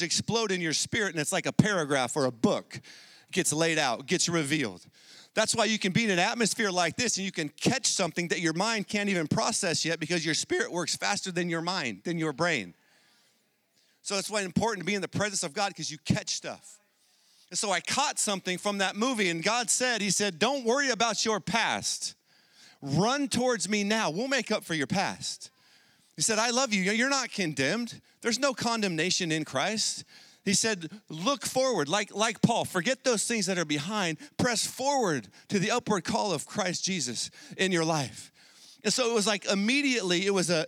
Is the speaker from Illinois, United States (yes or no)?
no; San Diego, California, United States; I grew up in San Diego